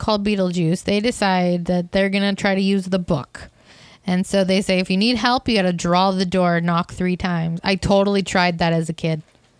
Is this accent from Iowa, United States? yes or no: yes; Iowa, United States; I'm from Iowa